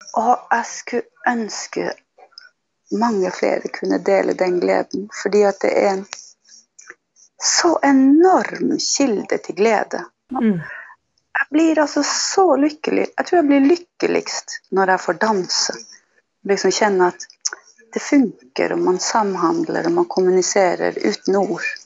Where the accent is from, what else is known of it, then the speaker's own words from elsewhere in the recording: Tana, Finnmark, Norway; jag är ifrån Hillagurra i Tana. Och det är en stor del av min identitet och bor här nu.